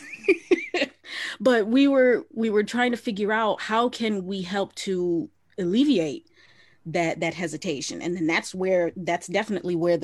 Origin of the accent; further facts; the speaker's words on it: Southeast Michigan, United States; I'm only a Southeast girl